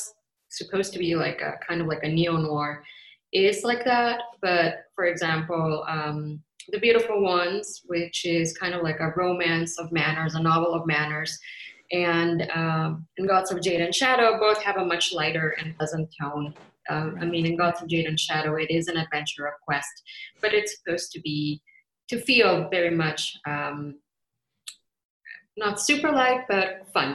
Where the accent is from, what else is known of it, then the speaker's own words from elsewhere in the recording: Baja California, Mexico; moved away as an adult; now in Canada; I grew up in Mexico and I moved as a grown woman. I immigrated to Canada and I've been living here for quite a while.